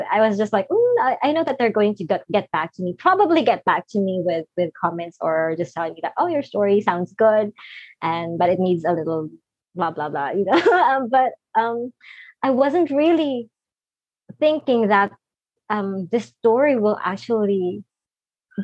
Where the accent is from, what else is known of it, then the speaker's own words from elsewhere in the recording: Philippines; I'm from the Philippines and I'm not in the US